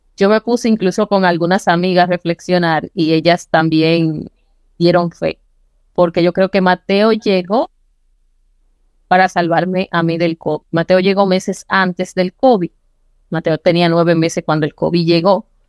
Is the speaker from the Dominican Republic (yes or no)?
yes; Licey al Medio, Santiago, Dominican Republic; yo nací en Las Palomas. Yo siempre orgullosamente de ser, como nos dicen a los que nacimos allá, palomero. Es una comunidad que pertenece a Licey al Medio, que es un municipio de Santiago.